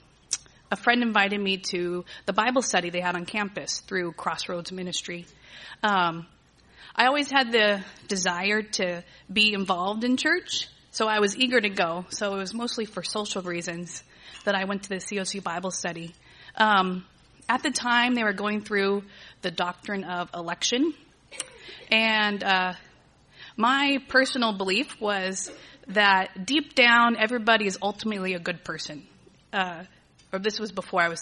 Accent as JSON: {"language": "English", "town": "Agua Dulce", "region": "California", "country": "United States", "tie": "born or raised there", "also_born_or_lived": "Torrance, California", "said": "I was born and raised here in Southern California. I was born in Torrance. My family moved up to Agua Dulce when I was in second grade"}